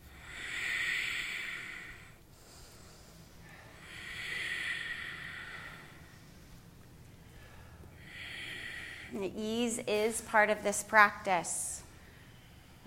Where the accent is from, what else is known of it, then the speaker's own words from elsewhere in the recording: United States; we as a American society